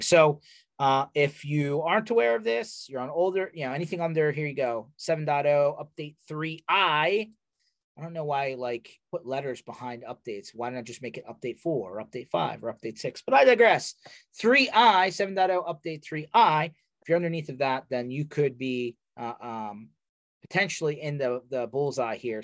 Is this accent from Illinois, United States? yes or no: no; Philadelphia, Pennsylvania, United States; I am from Philadelphia